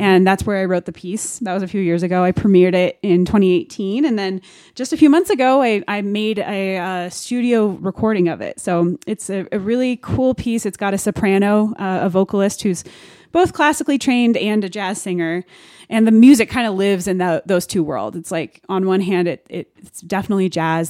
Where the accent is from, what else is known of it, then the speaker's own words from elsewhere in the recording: Denver, Colorado, United States; I am born and raised in Denver, Colorado